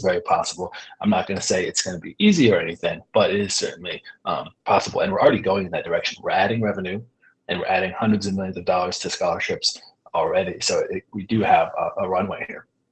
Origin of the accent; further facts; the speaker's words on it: Pioneer Valley, Massachusetts, United States; I grew up in in the Pioneer Valley